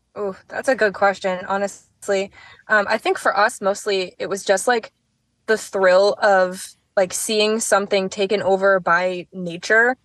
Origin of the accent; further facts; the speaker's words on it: Manchester, New Hampshire, United States; a kid for me growing up in Manchester